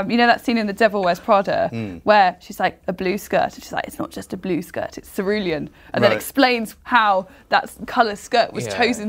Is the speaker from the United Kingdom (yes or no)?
yes; Warwickshire, West Midlands, United Kingdom; Maybe it's a Warwickshire thing. We used to do that all the time at my school.